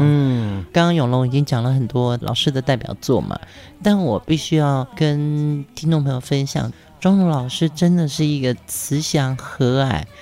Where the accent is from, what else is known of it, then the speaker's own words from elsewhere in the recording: Pingtung, Pingtung County, Taiwan; moved away; 这一段日子我们都在屏东，是我的故乡